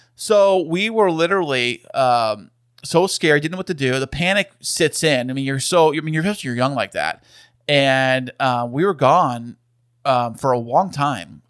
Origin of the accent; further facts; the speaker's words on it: San Diego, California, United States; we are from San Diego